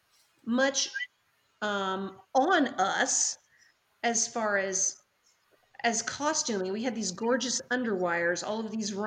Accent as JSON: {"language": "English", "region": "North Carolina", "country": "United States", "moved": "yes", "said": "we're from the South, we're from North Carolina"}